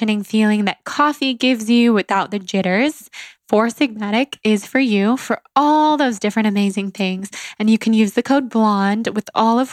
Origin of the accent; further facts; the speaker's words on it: Sacramento, California, United States; we are both from Sacramento, California